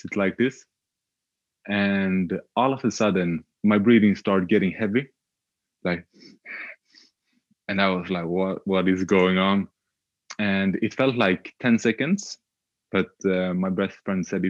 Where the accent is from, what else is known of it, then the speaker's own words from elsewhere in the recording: Sweden; also born or lived in Australia; I'm Swedish, born and raised in Sweden